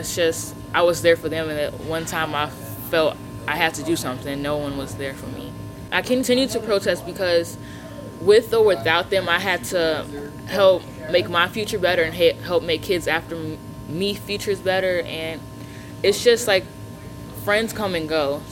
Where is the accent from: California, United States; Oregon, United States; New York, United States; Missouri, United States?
Missouri, United States; St. Louis; Growing up in St. Louis